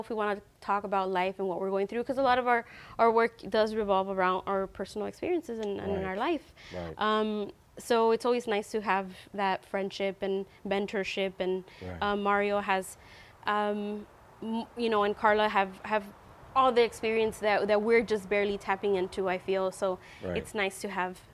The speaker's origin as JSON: {"language": "English", "town": "Long Beach", "region": "California", "country": "United States", "tie": "born or raised there", "said": "I grew up in Long Beach"}